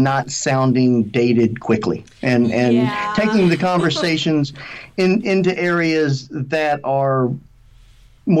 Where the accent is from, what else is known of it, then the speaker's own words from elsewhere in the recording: United States; also born or lived in Georgia, United States; growing up here.